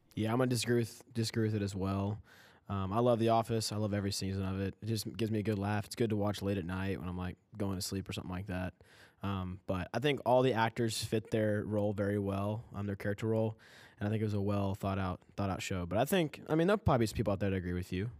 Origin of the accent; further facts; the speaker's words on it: Kentucky, United States; I'm from Kentucky.